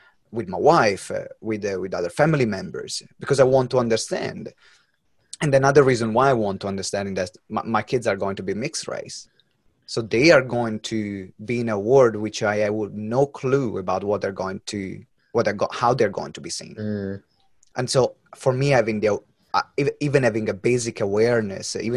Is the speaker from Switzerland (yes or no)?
no; Italy; born or raised there; English is a second language; moved away as an adult; now in United Kingdom